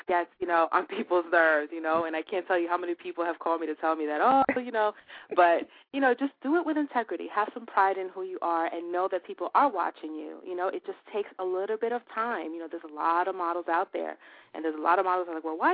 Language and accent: English; New York City, New York, United States; It's going to be in my hometown